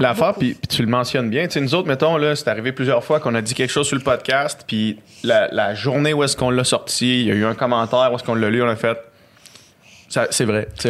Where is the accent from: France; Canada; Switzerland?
Canada; Quebec City, Quebec; je viens de Québec. On vient de Québec.